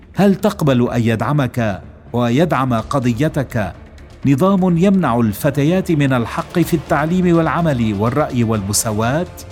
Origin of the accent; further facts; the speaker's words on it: Gaza, Gaza Strip, Palestine; كفلسطيني عاش حياته تحت الحصار الاسرائيلي في غزه